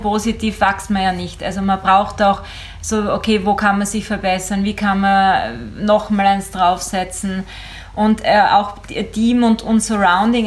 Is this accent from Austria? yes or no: yes; Eastern Styria, Austria; ich bin ja in der Oststeiermark groß geworden